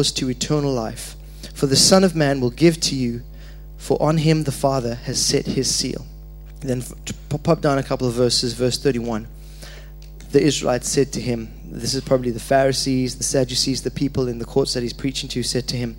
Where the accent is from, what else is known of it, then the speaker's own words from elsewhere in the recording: Zimbabwe; moved away; I was born in Zimbabwe.